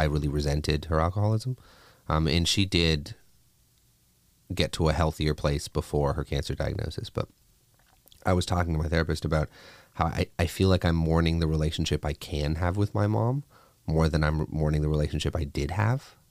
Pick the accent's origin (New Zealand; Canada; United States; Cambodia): Canada; a kid growing up in Canada